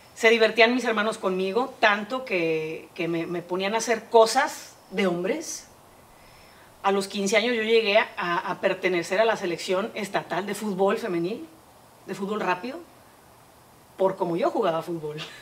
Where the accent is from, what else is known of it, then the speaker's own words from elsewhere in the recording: Monterrey, Nuevo León, Mexico; nací aquí en Monterrey.